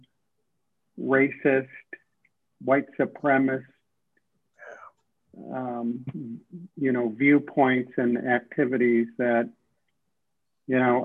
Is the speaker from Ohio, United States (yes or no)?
yes; Middleburg Heights, Ohio, United States; moved away; also born or lived in Harlem, New York; my public education growing up in Middleburg Heights, Ohio